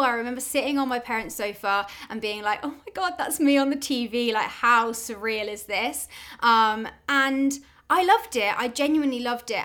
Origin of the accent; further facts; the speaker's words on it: Oxford, South East England, United Kingdom; I'm from Oxford in the UK